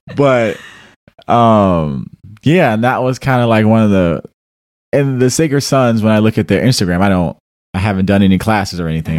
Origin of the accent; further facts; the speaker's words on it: Detroit, Michigan, United States; I'm from Detroit